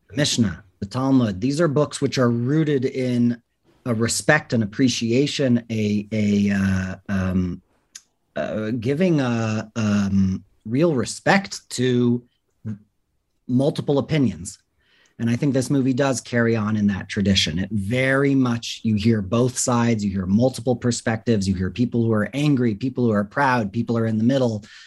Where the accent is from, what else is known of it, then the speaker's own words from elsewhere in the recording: Los Angeles, California, United States; moved away as an adult; now in Israel; I grew up in Los Angeles